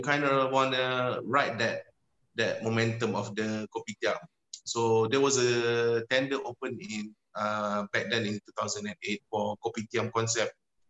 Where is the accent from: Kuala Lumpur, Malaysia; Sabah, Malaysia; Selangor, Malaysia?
Selangor, Malaysia; also born or lived in Johor Bahru; So I was born in JB, and then my mother, she was a custom officer, so she had to change